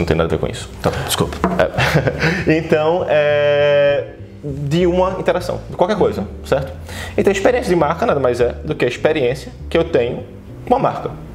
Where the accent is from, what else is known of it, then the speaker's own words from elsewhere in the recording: Recife, Pernambuco, Brazil; now in São Paulo, Brazil; como recifense